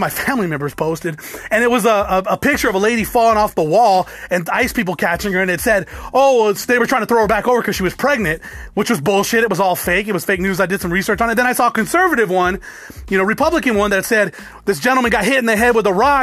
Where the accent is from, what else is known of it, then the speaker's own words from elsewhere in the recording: United States; also born or lived in Alabama; now in Arizona, United States; I'm an American